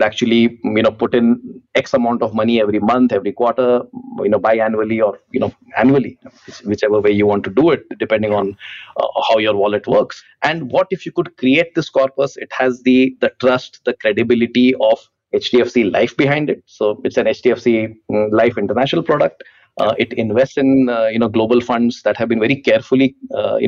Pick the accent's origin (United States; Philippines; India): India; as an Indian